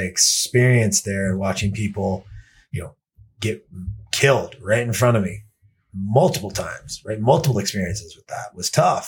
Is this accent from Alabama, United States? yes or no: no; Denver, Colorado, United States; I'm from Denver, Colorado. I've been out here since 1996